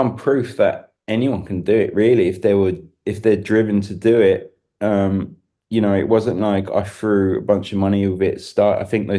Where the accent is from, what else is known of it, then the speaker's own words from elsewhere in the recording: London, United Kingdom; People can tell I'm English, but it's definitely polished because it's gone down. Because when I first turned up, you know, straight out of Kidbrook High, you know, people couldn't understand a word I was talking about in Austria.